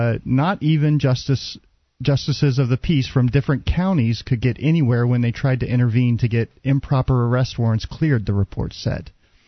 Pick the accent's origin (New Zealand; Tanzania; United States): United States; Dallas, Texas; moved away; actually from my hometown of Dallas.